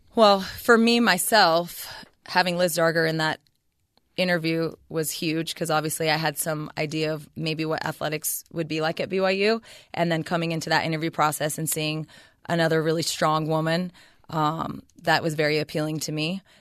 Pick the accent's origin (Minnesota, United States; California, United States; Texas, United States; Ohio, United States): California, United States; Ceres; also born or lived in Stanford, California; I was born in Ceres, California, so the Central Valley, and I pretty much lived there all the way up until I finished college